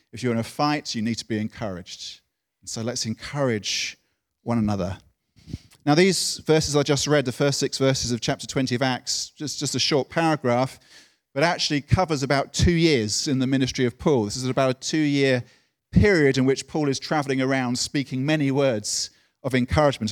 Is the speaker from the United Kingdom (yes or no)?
yes; United Kingdom; being British